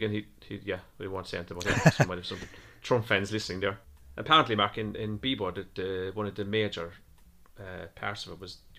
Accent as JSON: {"language": "English", "country": "Ireland", "tie": "born or raised there", "said": "I did French in school as well as Irish."}